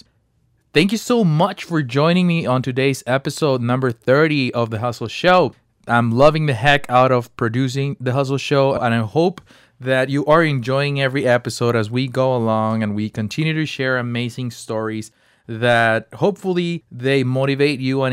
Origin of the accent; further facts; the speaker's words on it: Mexico; moved away; I'm from Mexico, and I started selling ice sticks when I was 8 years old